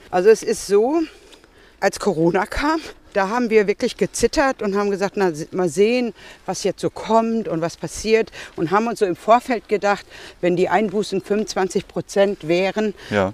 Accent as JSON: {"language": "German", "town": "Marl", "region": "North Rhine-Westphalia", "country": "Germany", "tie": "born or raised there", "moved": "as an adult", "lives_now": "Bochum, Germany", "said": "ich komme hier aus Sinsen"}